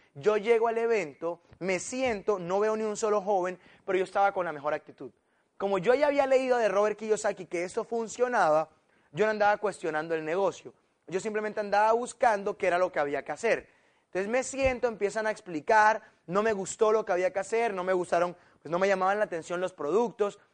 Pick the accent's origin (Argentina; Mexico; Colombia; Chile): Colombia